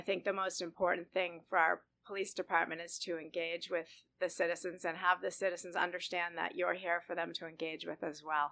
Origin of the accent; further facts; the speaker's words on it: Boston, Massachusetts, United States; moved away as an adult; now in Scottsdale, United States; I grew up in Boston